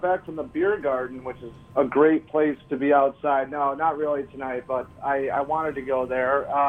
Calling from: New York City, New York, United States; I'm calling from Astoria

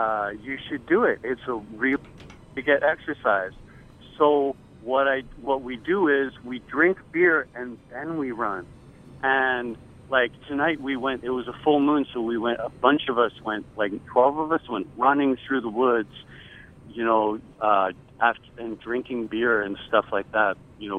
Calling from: Millburn, New Jersey, United States; I'm calling from Milburn, New Jersey.

